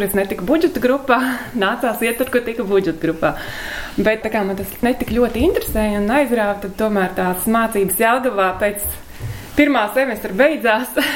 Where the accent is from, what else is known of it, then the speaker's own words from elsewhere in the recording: Ragana, Vidzeme, Latvia; Saruna laikam kaut kā tā iegrozījās par to, ka esmu no Raganas